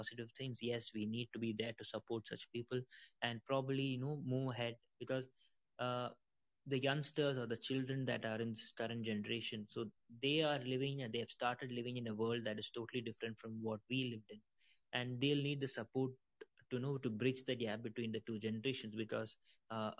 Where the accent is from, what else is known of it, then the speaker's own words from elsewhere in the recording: India; also born or lived in Middle East; I'm from India